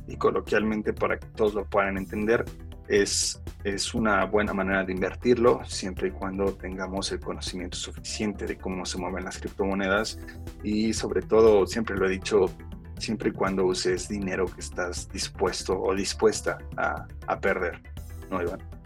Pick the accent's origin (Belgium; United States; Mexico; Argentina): United States; Los Angeles, California; moved away; yo crecí en Los Ángeles y en mi primaria me acuerdo mucho